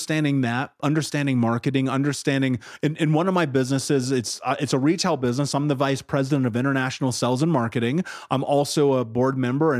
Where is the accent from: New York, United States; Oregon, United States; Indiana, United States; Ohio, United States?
Indiana, United States; Indianapolis; I grew up in Indianapolis. 30th and Georgetown was one of the areas I lived